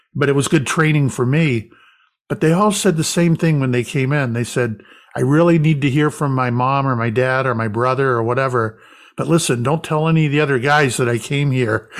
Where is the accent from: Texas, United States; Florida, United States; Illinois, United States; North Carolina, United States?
Florida, United States; moved away; also born or lived in Salem, Massachusetts; I grew up in Florida